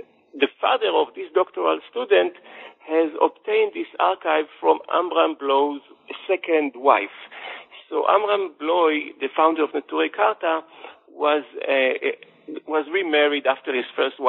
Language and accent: English; Jerusalem, Jerusalem District, Israel; Okay, I was born and raised in Jerusalem into a secular family, not an Orthodox family. And as someone who was living in Jerusalem, you cannot ignore the strong influence of Orthodoxy on the city's population.